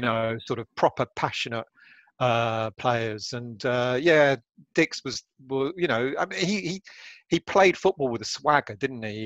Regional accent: London, United Kingdom; being Greek, brought up, born and raised in North London

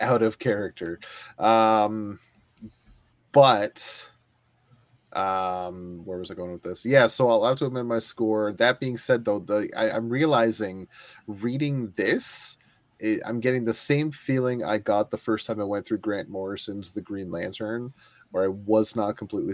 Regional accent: Ontario, Canada; I'm from Ontario and I speak French

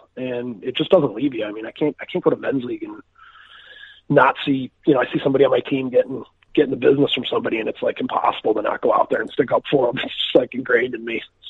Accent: Chicago, Illinois, United States; Well, I'm from Chicago, Illinois. I grew up here playing, you know, travel hockey, double A hockey here

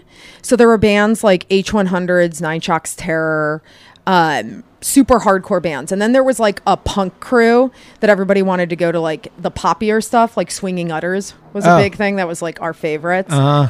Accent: Parma, Ohio, United States; Born and raised in Cleveland. A suburb like right on the other side of the tracks called Parma, which nobody likes to admit where they're from.

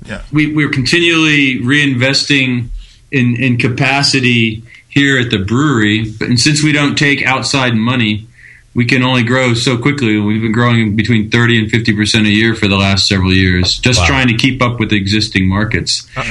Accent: Germany; I grew up in Germany.

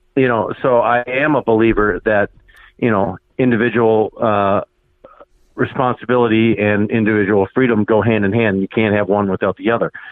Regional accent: Minnesota, United States; I am actually from Minnesota, not Canada

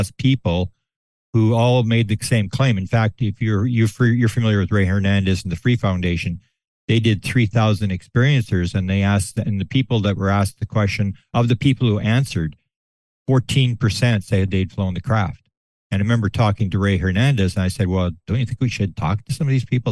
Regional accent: Canada; I'm from Canada

